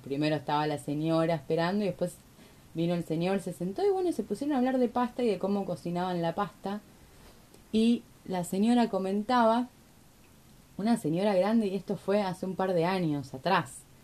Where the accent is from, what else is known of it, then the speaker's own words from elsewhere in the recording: Argentina; porque soy argentina